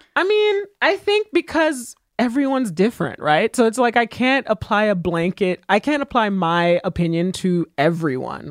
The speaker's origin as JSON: {"language": "English", "country": "Haiti", "tie": "born or raised there", "said": "I was born in Haiti"}